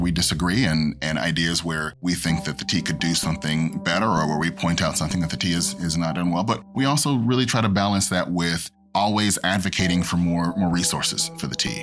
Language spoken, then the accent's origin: English; Oklahoma City, Oklahoma, United States; moved away as an adult; now in Boston, United States; I grew up in Oklahoma, so I am not originally from Boston